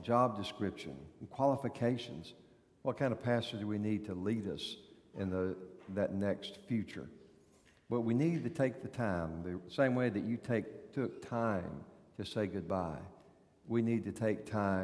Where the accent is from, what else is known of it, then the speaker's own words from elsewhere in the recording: North Carolina, United States; moved away; You know from my accent that I was born in North Carolina